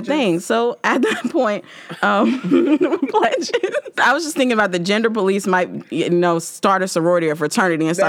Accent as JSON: {"language": "English", "region": "the South", "country": "United States", "moved": "yes", "said": "I'm from the South"}